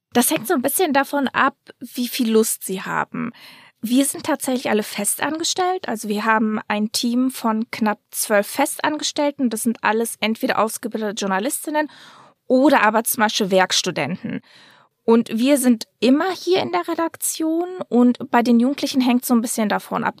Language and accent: German; Dortmund, North Rhine-Westphalia, Germany; ich bin in Dortmund aufgewachsen